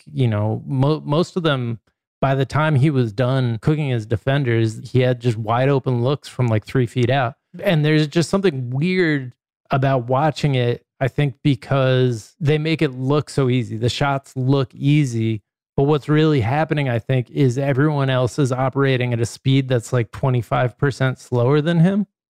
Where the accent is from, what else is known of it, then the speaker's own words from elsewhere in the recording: New York, United States; We are from New York.